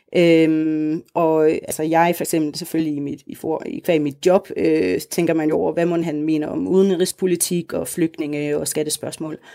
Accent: Denmark; moved away as an adult; now in Uganda

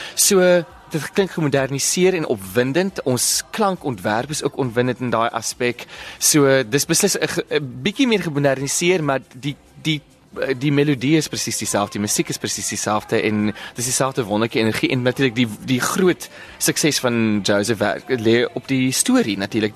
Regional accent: Bellville, Western Cape, South Africa; ek is natuurlik van Belwel oorspronklik

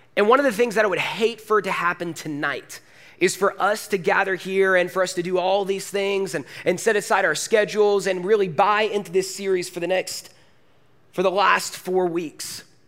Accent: Forsyth County, Georgia, United States; moved away as an adult; also born or lived in Woodstock; I am Forsyth County born and raised. I went to North Forsyth High School

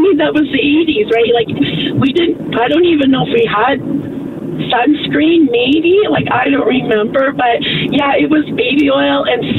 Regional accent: United States; moved away; I grew up in the States

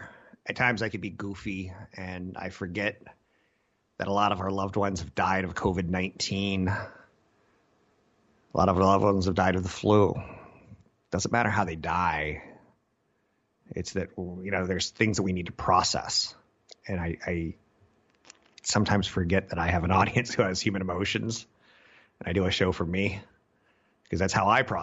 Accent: East Coast, United States; also born or lived in Europe; I grew up on the East Coast for a lot of it. Most of my life was over in Europe.

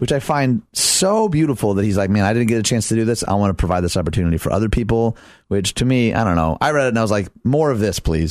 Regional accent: Detroit, Michigan, United States; I grew up in Detroit

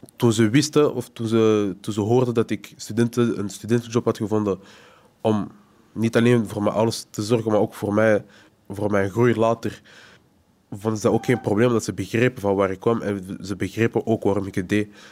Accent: Antwerp, Flanders, Belgium; Geboren in Antwerpen

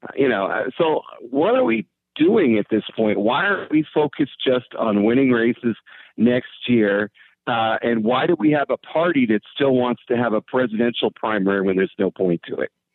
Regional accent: California, United States; moved away; I know I'm not in California anymore, but I grew up in California

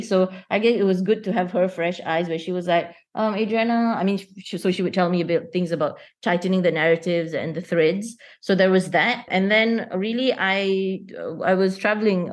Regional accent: Kuala Lumpur, Malaysia; I'm born and raised in Kuala Lumpur

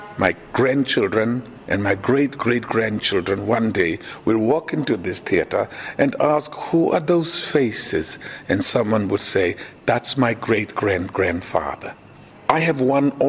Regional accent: Port Elizabeth, Eastern Cape, South Africa; I'm from New Brighton, Port Elizabeth

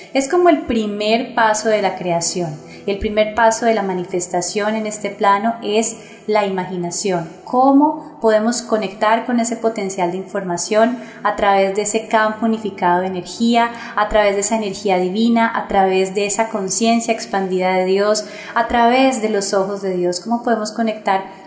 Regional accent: Colombia; mi país Colombia

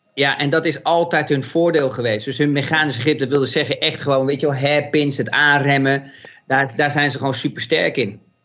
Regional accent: Netherlands; ons als Nederlanders

